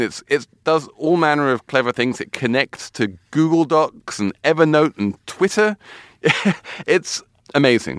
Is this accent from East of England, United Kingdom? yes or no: no; London, United Kingdom; now in New York City, United States; my hometown of London